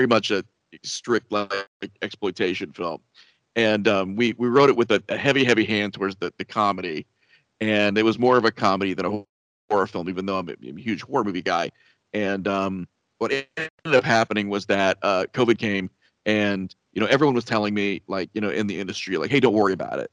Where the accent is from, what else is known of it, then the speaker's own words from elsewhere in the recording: Midwest, United States; we're from the Midwest in the United States